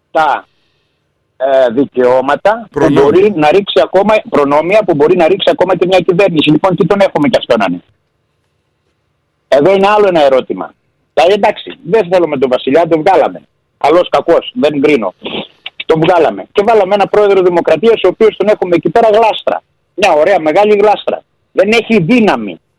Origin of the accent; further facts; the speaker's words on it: Greece; Έχουμε και ένα άτιμο φιλότιμο, σαν Έλληνες.